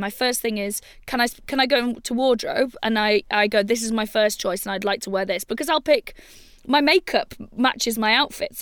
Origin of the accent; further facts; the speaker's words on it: Wales, United Kingdom; I'm from Wales